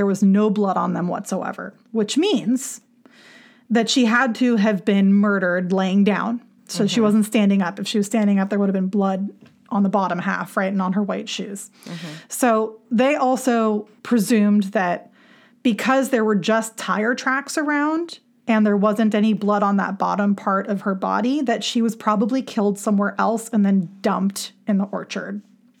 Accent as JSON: {"language": "English", "town": "Los Angeles", "region": "California", "country": "United States", "tie": "born or raised there", "also_born_or_lived": "Santa Barbara", "moved": "yes", "said": "I grew up in the San Fernando Valley, you know, lived there for a good chunk of my life, moved around a bit, lived in Santa Barbara for a while, went to shows in Ventura, you know, hung around the Southern California vicinity"}